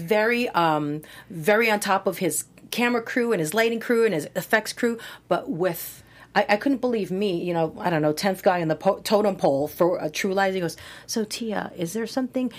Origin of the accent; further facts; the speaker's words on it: Hawaii, United States; moved away; I'm from Hawaii